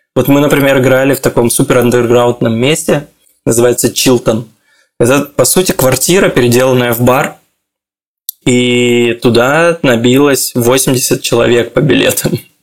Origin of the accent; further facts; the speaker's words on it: Khabarovsk, Khabarovsk Krai, Russia; moved away as an adult; also born or lived in Moscow, Russia / Belgrade, Serbia; now in Tel Aviv, Israel; Я из Хабаровска